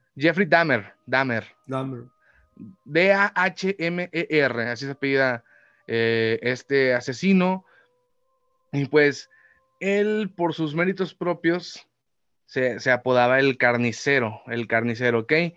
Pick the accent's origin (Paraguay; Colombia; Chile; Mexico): Mexico; Yo soy mexicano